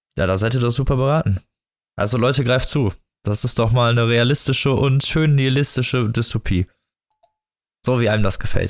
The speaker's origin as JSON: {"language": "German", "country": "Germany", "said": "als Deutscher"}